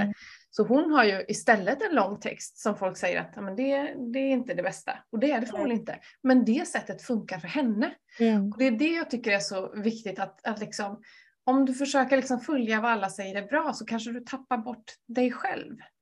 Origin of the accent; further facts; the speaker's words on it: Vänersborg, Västra Götaland, Sweden; min hemstad